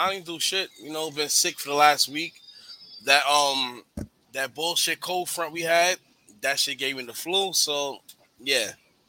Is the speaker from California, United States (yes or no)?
no; New York, United States; I'm from New York.